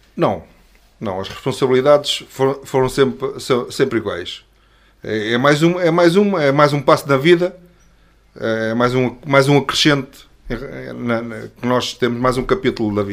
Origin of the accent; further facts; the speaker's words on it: Azeres, Lisbon, Portugal; somos da mesma, da mesma aldeia, da Azeres, já a conhecia desde, desde a escola